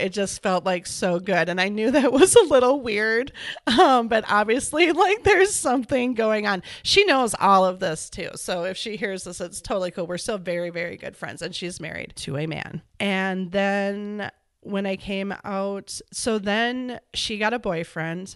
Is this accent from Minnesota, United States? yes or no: yes; Edina, Minnesota, United States; also born or lived in Wisconsin; I am from Minneapolis, actually, a suburb called Edina